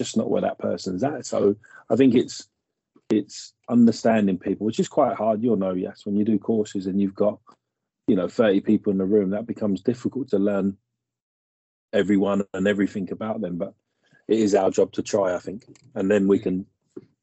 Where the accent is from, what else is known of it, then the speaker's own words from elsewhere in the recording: Hayes, London, United Kingdom; we've grown up in this. I live in Hayes, and we grew up around this area